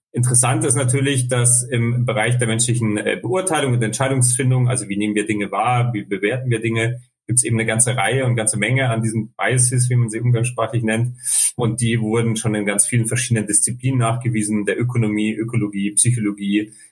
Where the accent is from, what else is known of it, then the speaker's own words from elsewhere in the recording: Munich, Bavaria, Germany; geboren, aufgewachsen in München